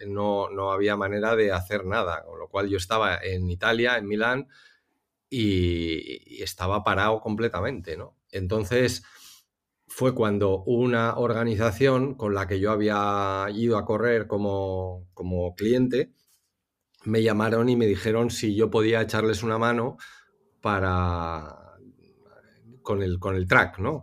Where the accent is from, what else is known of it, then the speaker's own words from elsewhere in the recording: Spain; moved away as an adult; yo soy el, primer español